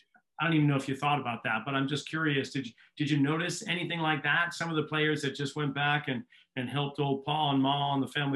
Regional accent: New England, United States; a little bit different growing up in New England

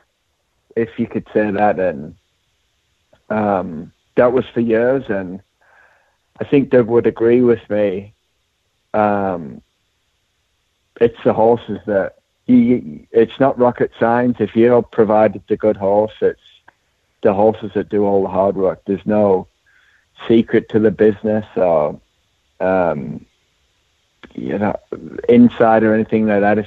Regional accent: Durham, North East England, United Kingdom; moved away; also born or lived in Louisville, Kentucky; I'm from Durham, England, and went to University of Louisville

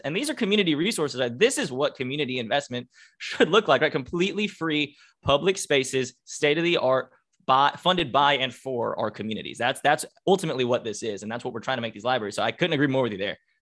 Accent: Duluth, Georgia, United States; also born or lived in Norcross, Georgia; I'm a lifelong Georgian. I'm a native Guynesian, you know, from Gwinnett County, which is, I guess, what we love to call ourselves. Um, and I grew up in Duluth

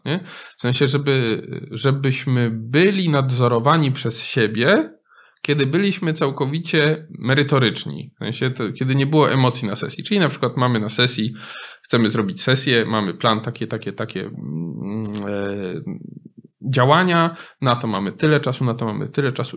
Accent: Poland; W innych częściach Polski, z których ja pochodzę z innych części Polski

